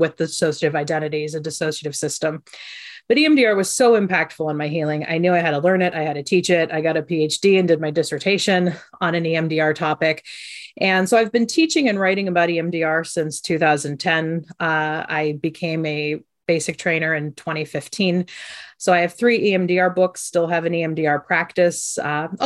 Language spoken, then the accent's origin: English; Ohio, United States; also born or lived in Croatia; I grew up in Ohio.